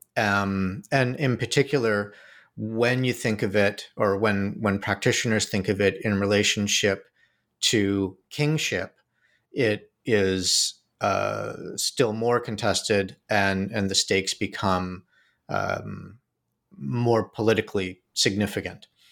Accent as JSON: {"language": "English", "town": "Toronto", "region": "Ontario", "country": "Canada", "tie": "born or raised there", "also_born_or_lived": "New York", "moved": "as an adult", "said": "I grew up in Canada, in Toronto"}